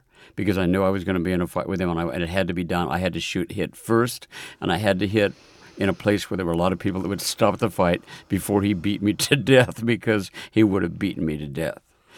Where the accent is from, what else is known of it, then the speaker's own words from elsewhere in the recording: Omaha, Nebraska, United States; now in New York, United States; it always feels in New York like I'm from Omaha, Nebraska.